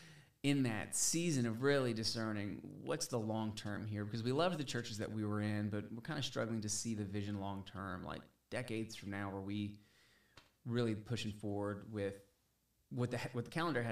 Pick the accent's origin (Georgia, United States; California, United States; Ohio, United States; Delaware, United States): Georgia, United States; outside of Atlanta; moved away as an adult; also born or lived in Valdosta, Georgia; now in Dickson, United States; I was born and raised outside of Atlanta in Georgia.